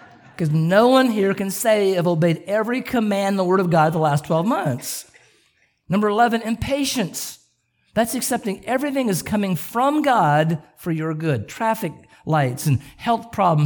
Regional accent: Southern California, United States; I grew up in Southern California

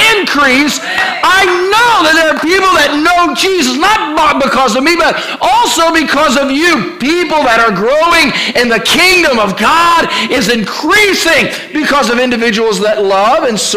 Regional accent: Ohio, United States; now in Virginia Beach, United States; I was raised in Ohio

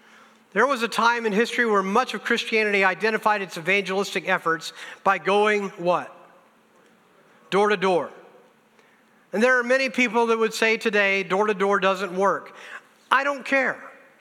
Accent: Mississippi, United States; born there; also born or lived in Indiana / Wisconsin; I was saved in Newcastle, Indiana, the Midwest, people often would say. I was born in Mississippi, went back to school, grad school down in the South, went to Bible college in Wisconsin.

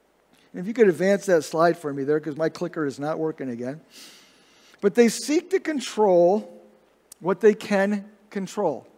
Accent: Indiana, United States; also born or lived in Michigan; I remember when we moved from Michigan down to Indiana when I was in second grade

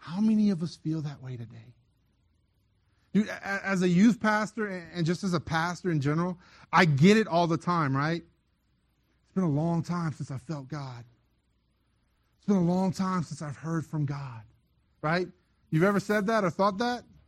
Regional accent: South Louisiana, United States; now in Las Cruces, United States; I'm originally from South Louisiana.

